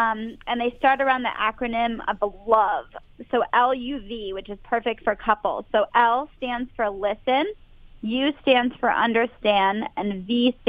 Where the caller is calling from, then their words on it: Boston, Massachusetts, United States; I'm calling from Boston, Massachusetts.